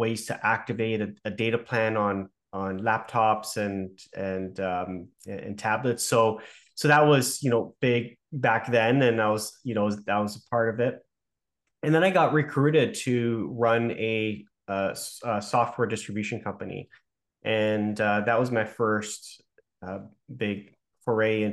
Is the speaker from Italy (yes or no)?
no; Toronto, Ontario, Canada; I'm from Toronto, born and raised